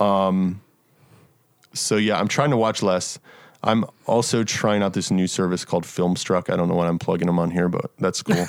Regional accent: Montgomery County, Maryland, United States; moved away as an adult; also born or lived in Frederick, Maryland; now in Nashville, United States; I grew up in, in, uh, Montgomery County, which is, like, forty-five minutes from D C.

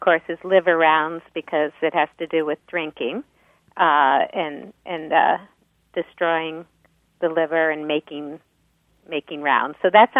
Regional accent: Minnesota, United States; moved away; when I was growing up in Minnesota

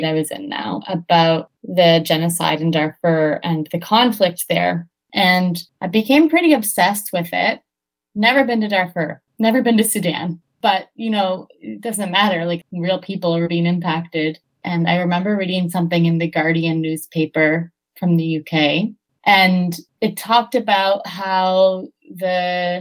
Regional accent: Charlottetown, Prince Edward Island, Canada; I'm from Charlottetown, PEI, and I grew up with a lot of class and racial privilege

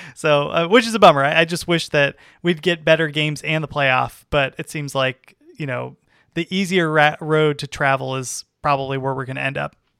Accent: California, United States; I grew up in California

